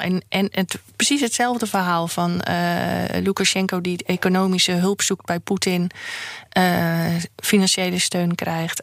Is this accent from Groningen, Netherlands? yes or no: yes; Groningen, Netherlands; moved away; also born or lived in Randstad; ik heb mijn eerste helft van mijn leven in Groningen. Ben ik, ik ben een Groningse, dus opgegroeid.